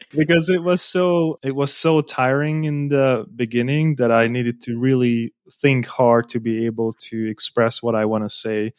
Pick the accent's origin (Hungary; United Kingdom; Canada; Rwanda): Hungary; English is a second language; also born or lived in Budapest, Hungary / Germany; I was born in Hungary, in another city.